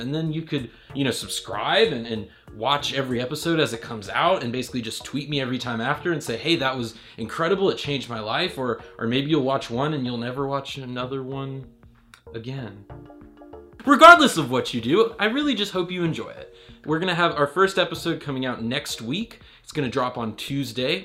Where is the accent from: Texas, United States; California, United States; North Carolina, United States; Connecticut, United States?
North Carolina, United States; Raleigh; I'm from Raleigh, North Carolina